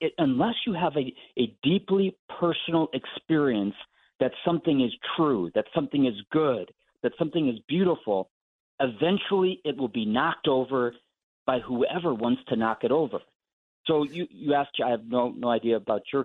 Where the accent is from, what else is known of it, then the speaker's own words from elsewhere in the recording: Ohio, United States; I'm from Ohio